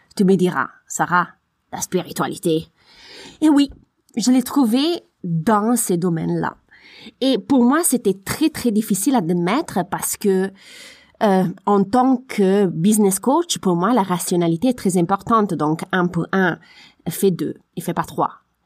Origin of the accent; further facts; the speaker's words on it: Italy; French is a second language; moved away; je suis italienne